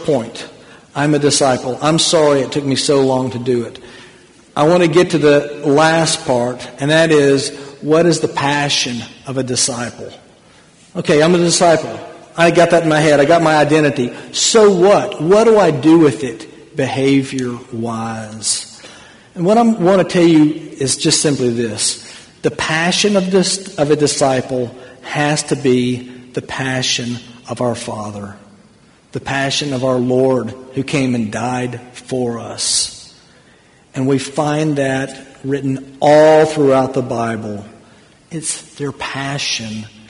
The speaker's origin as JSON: {"language": "English", "country": "United States", "tie": "born or raised there", "moved": "yes", "said": "I was born in America, but that's not my home"}